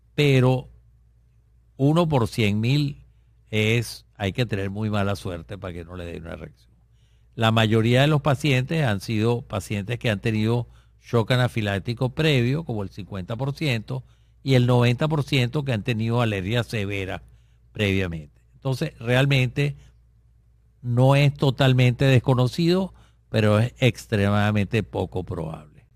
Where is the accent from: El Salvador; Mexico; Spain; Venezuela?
Venezuela; en nuestro país, que es Venezuela, eh, donde yo vivo todavía